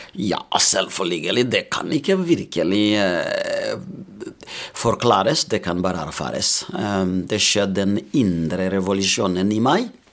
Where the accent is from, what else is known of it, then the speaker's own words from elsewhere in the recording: Burundi; Norwegian is a second language; moved away as an adult; now in Molde, Norway; Jeg kommer opprinnelig fra Burundi